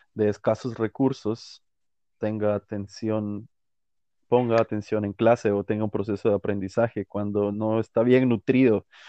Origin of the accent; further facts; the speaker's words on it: Guatemala; moved away as an adult; yo no salí a buscar oportunidades, no salí a, a, crecer musicalmente de Guatemala